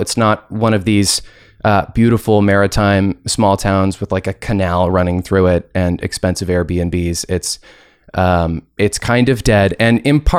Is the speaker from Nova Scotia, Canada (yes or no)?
yes; Dartmouth, Nova Scotia, Canada; I'm from Dartmouth, so not exactly a small town